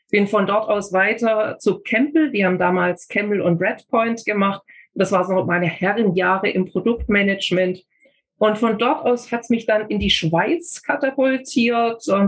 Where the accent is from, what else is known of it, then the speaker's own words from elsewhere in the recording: Kirchheim unter Teck, Baden-Württemberg, Germany; also born or lived in Ulm; Ich bin in Ulm geboren und in Kirchheim-Tech dann zur Schule gegangen und habe von dort aus mich auch äh